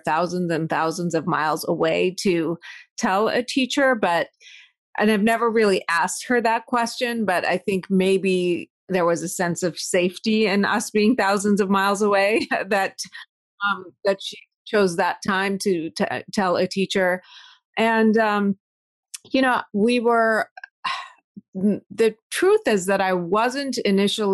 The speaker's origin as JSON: {"language": "English", "country": "United States", "tie": "born or raised there", "also_born_or_lived": "Iran / Madison, Wisconsin / Pittsburgh, Pennsylvania", "said": "my family immigrated to the U.S. in 1983, and that was probably one of the worst times to be an Iranian and American"}